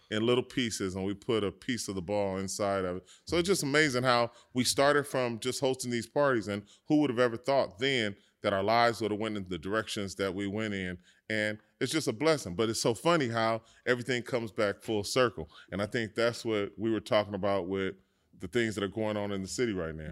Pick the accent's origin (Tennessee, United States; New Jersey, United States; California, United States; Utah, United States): California, United States; Los Angeles; growing up in South Central Los Angeles, it's a, um, it's a brotherhood